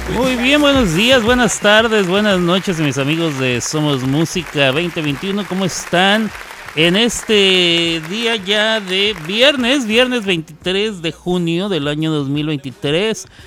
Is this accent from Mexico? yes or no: yes; Ciudad Juárez, Chihuahua, Mexico; moved away; Ciudad Juárez, Chihuahua. Em, en donde yo crecí, después de los 10 años ahí